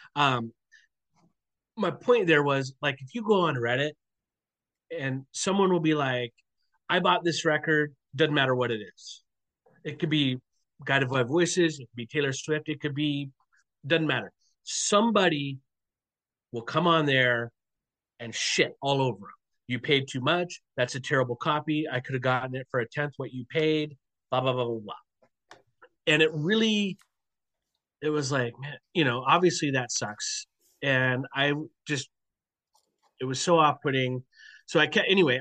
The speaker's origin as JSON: {"language": "English", "town": "Portland", "country": "United States", "tie": "born or raised there", "moved": "yes", "said": "I grew up in Portland. Um, even though I'm out here now"}